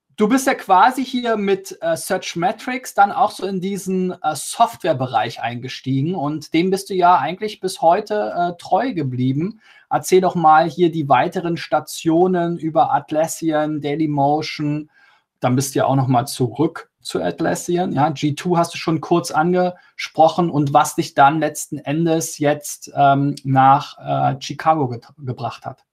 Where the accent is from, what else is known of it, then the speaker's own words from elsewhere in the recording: Germany; wir Deutschen